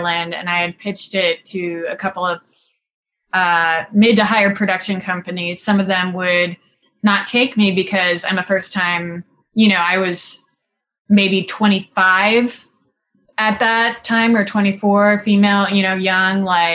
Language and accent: English; Singapore; moved away as an adult; now in Los Angeles, United States; I grew up in Singapore, and then I moved to the United States to go to college.